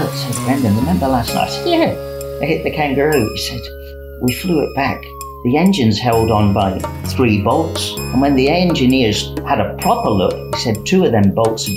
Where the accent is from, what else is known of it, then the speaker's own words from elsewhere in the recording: United Kingdom; moved away as an adult; also born or lived in Doncaster; now in South Australia, Australia; I started my career working in a quarry in the UK, as you probably guessed by my accent